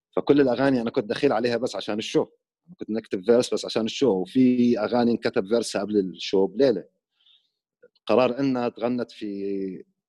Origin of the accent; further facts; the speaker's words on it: Iraq; moved away as an adult; also born or lived in Jordan / Sweden; now in Amman, Jordan; انا بالاصل بالاصل مو عراقي اصلي اصل سوري مولود